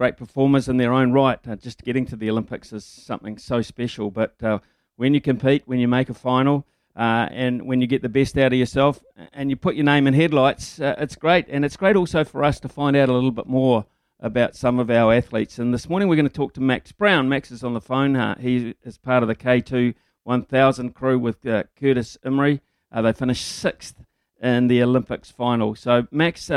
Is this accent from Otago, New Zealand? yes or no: no; Whanganui, Manawatū-Whanganui, New Zealand; born or raised there